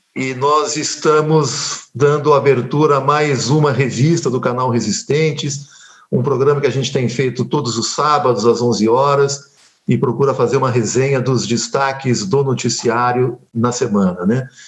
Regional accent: São Paulo, Brazil; Vila Mariana, o bairro onde eu nasci, em São Paulo

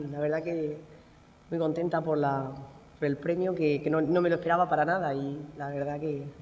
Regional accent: Roldán, Region of Murcia, Spain; en Roldán, que, que en mi pueblo

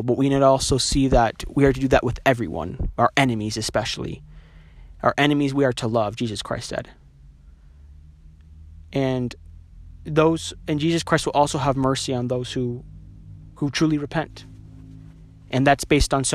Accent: New Mexico, United States; moved away as an adult; now in Utah, United States; I'm not from Utah. Like I said, my parents are both converts. I'm from New Mexico.

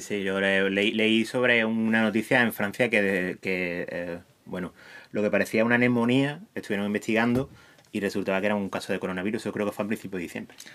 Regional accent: Huelva, Andalusia, Spain; soy de Huelva

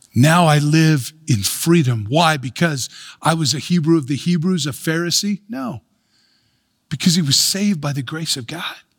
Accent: United States; we can take pride in being American or take pride in our country

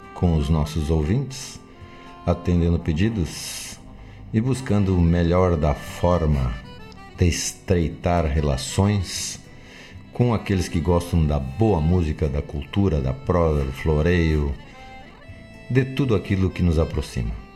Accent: Santa Maria, Rio Grande do Sul, Brazil; eu sou nascido em Santa Maria

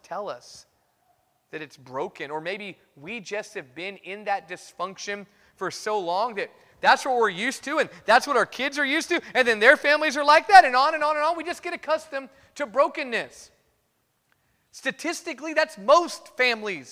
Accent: Fresno, California, United States; I grew up in Fresno

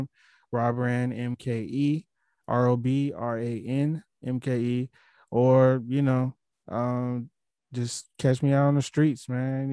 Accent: Milwaukee, Wisconsin, United States; I'm from a place like Milwaukee

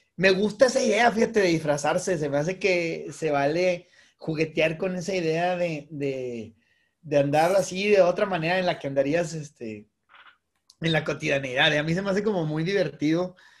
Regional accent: Monterrey, Nuevo León, Mexico; la gente que somos de Monterrey

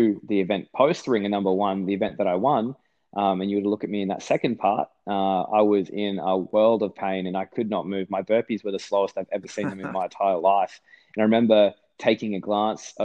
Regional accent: Australia; the Aussie

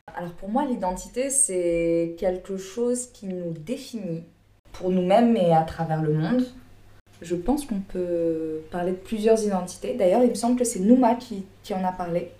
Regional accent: Bagneux, Île-de-France, France; moved away; also born or lived in Réunion; je suis née, j'ai grandi en France, je parlais français, enfin, je suis française quoi. Mmh. j'ai grandi dans, en cité, à Bagneux

